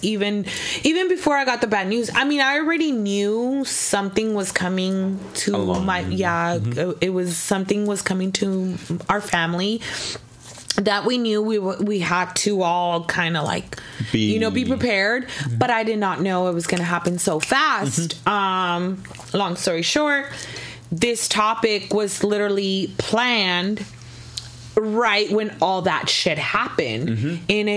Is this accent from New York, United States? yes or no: no; Los Angeles, California, United States; born or raised there; moved away; also born or lived in Corona, California